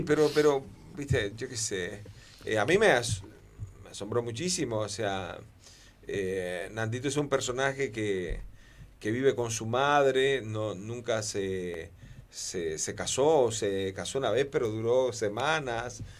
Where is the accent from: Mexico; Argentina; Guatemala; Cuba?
Cuba; yo soy isleño de naturaleza, soy cubano